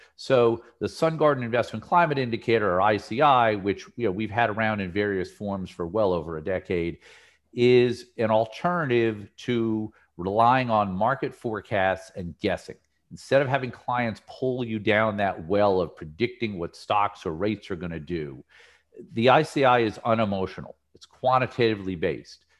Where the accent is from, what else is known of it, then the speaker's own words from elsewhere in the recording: New Jersey, United States; when I was a kid growing up in New Jersey